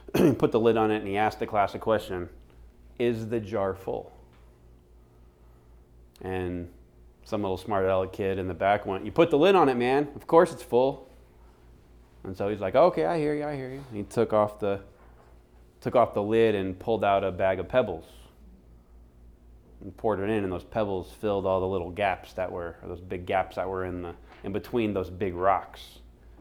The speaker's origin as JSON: {"language": "English", "region": "Florida", "country": "United States", "tie": "born or raised there", "moved": "yes", "lives_now": "Phoenix, United States", "said": "I grew up on the East Coast in Florida"}